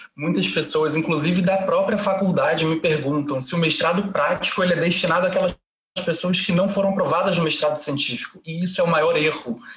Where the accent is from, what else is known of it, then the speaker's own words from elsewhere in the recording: Brazil; now in Portugal; eu sou do Brasil